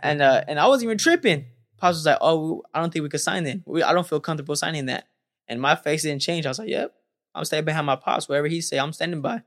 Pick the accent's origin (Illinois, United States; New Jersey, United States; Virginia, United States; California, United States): California, United States; Stockton; growing up in Stockton, California